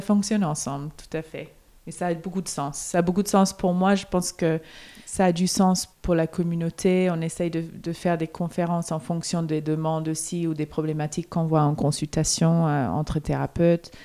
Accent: Melbourne, Victoria, Australia; moved away; je viens de Melbourne, donc on avait quand même les quatre saisons

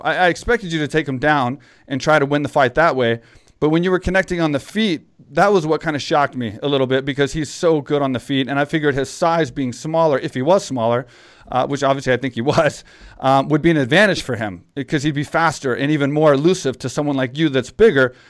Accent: Texas, United States; I grew up in Texas

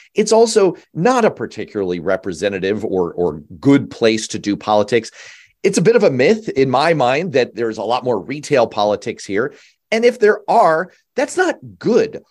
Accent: New York, United States; I'm from a small island off the coast of North America, Manhattan

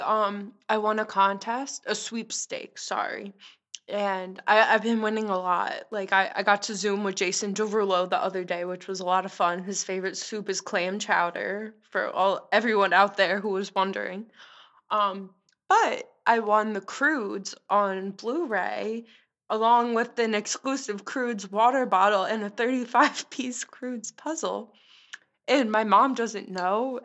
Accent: Long Island, New York, United States; I'm from Long Island.

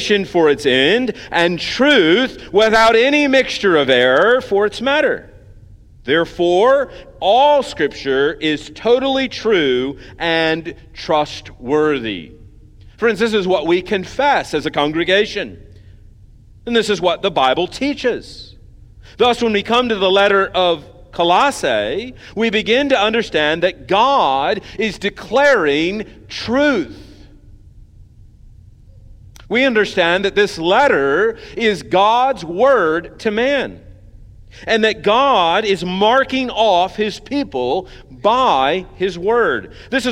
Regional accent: United States; as Americans

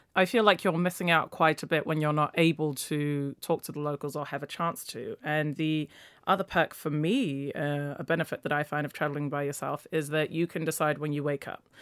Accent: Nigeria; now in London, United Kingdom; I'm a London based travel blogger. I was born in Nigeria

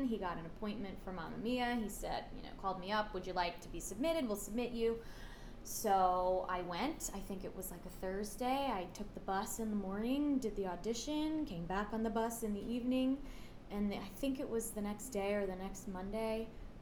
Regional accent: Spotswood, New Jersey, United States; I'm from Spotswood, New Jersey

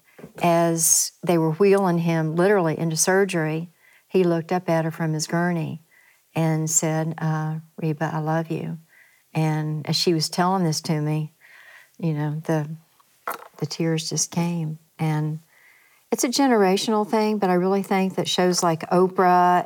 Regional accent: Ashland, Kentucky, United States; moved away as an adult; also born or lived in California; Born and raised in Ashland, Kentucky. So the roots are very deep

